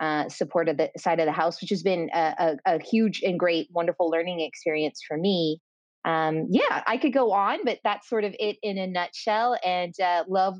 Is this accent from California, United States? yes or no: yes; California, United States; moved away as an adult; also born or lived in London / Dublin; I am from California and currently residing in California